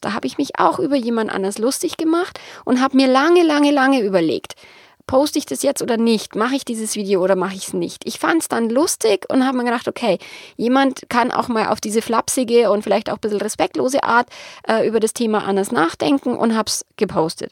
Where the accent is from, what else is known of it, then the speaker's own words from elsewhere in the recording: Bavaria, Germany; accent: Bavarian; bayerisch ist halt nun mal meine Mundart